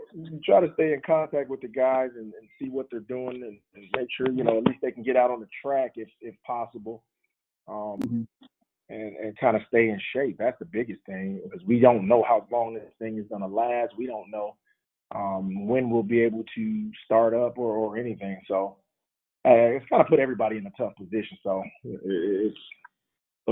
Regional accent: Mississippi, United States; growing up in Mississippi and growing up going to see Jackson State, Alcorn, Mississippi Valley, Southern

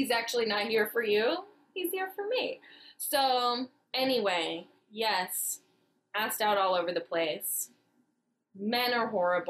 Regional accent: Fairfax, California, United States; now in Los Angeles, United States; I am from the bougie part of the Bay. I am from Fairfax, which is a hippie town in the middle of the bougie part of the Bay.

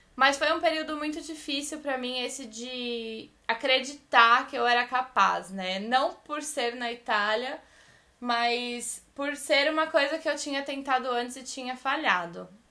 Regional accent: Brazil; moved away as an adult; now in Italy; a gente é brasileiro

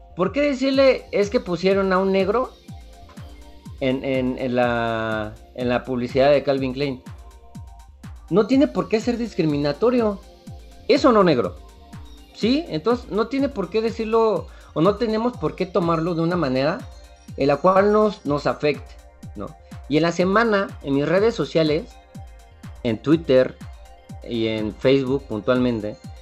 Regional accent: Mexico; somos mexicanos

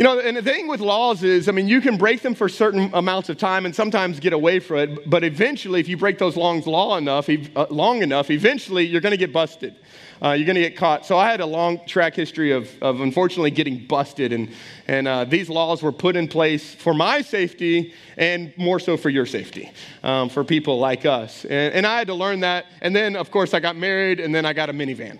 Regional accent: Texas, United States; now in Welsh, United States; I grew up in Texas

